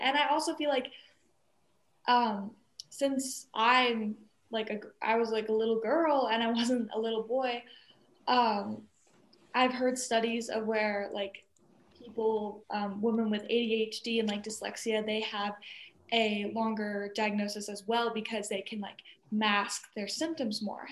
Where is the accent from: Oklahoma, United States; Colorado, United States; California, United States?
Colorado, United States; growing up in Colorado